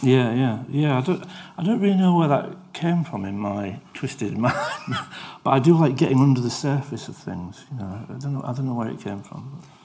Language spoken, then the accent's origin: English; Yorkshire and the Humber, United Kingdom; I'm from Yorkshire